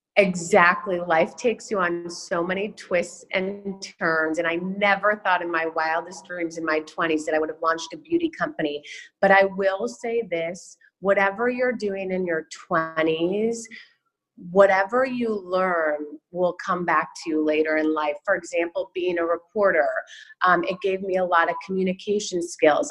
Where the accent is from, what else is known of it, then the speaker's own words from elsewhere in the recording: Chicago, Illinois, United States; moved away as an adult; also born or lived in San Diego, California / Beaumont, Texas; I was born and raised in Chicago, and I came out to USD.